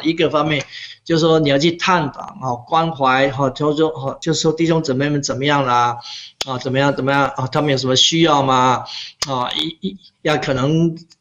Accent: Pingtung County, Taiwan; moved away as an adult; also born or lived in Canada; now in Sugar Land, United States; 我从小在屏东长大的时候，我们家是种田的

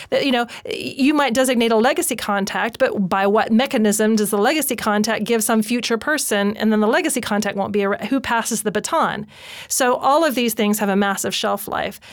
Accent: United States; moved away; I'm an expat. I'm from America.

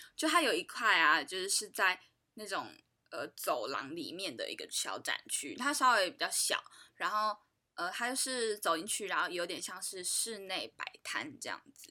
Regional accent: Taiwan; 我们台湾人

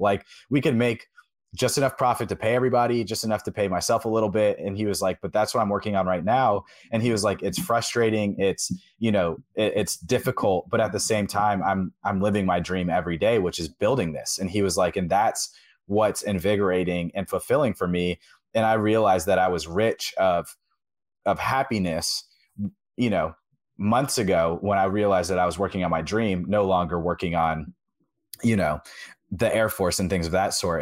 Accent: Atlanta, Georgia, United States; I growing up in Atlanta

